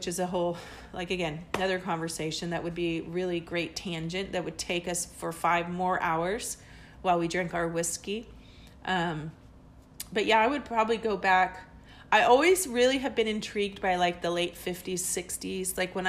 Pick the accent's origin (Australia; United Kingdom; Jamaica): United Kingdom; England; born there; I have two birth certificates because I was born in England and, my dad was in the military.